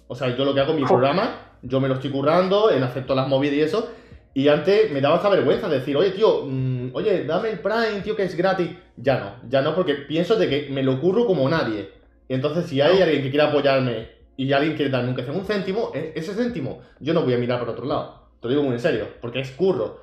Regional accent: Andalusia, Spain; no soy el típico andaluz

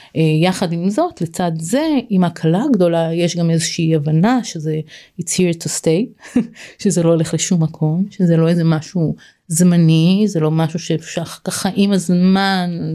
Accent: Israel; moved away as an adult; זה היה קיבוץ שאני גדלתי בו

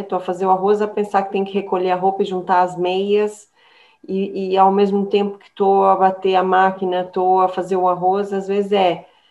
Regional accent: São Paulo, Brazil; now in Portugal; eu venho de São Paulo, é uma, uma terra muito do churrasco

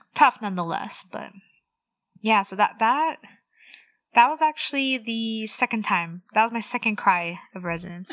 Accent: Los Angeles, California, United States; also born or lived in Orange County / Pomona; I was born and raised in the San Fernando Valley, not too far from where I'm working now

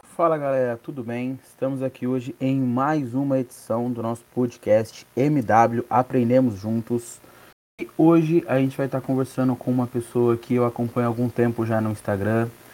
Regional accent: Paraná, Brazil; eu que sou do Paraná

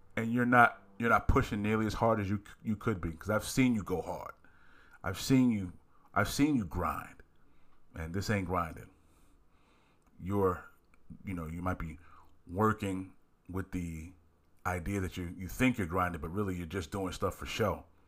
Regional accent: Philadelphia, Pennsylvania, United States; I'm from Philly

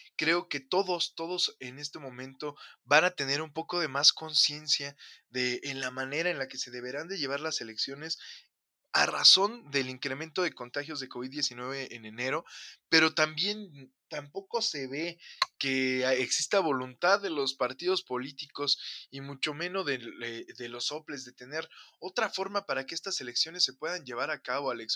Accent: Mexico; vivimos hoy como humanidad y como mexicanos

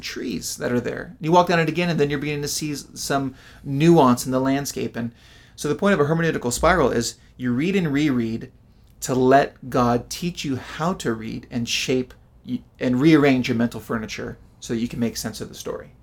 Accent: United States; American Westerners

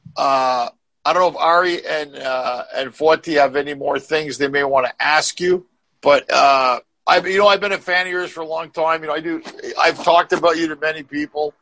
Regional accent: Canada; now in United States; I was born in Canada. I live in America

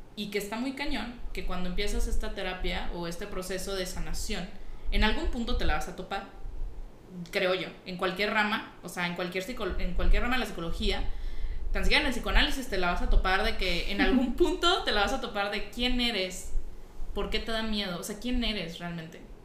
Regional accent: Nuevo León, Mexico; soy Nuevo Leonesa

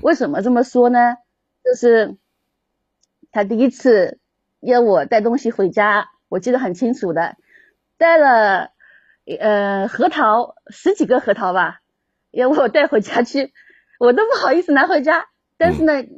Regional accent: Zhejiang, China; 我是浙江的，按照浙江这边的风俗去办

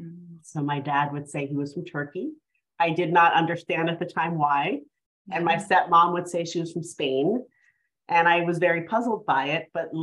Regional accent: New York City, New York, United States; Yes, so I was born and raised in New York City. And my dad was an Iraqi Muslim immigrant. He came to the US in the 1960s. And my mom was a Cuban Catholic immigrant who came from Cuba

